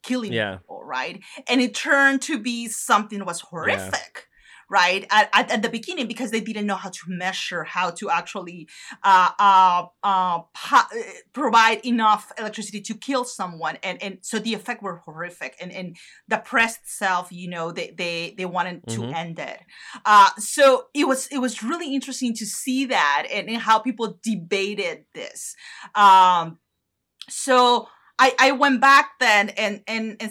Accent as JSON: {"language": "English", "region": "northern Mexico", "country": "Mexico", "tie": "born or raised there", "moved": "yes", "said": "in the north, close to my hometown"}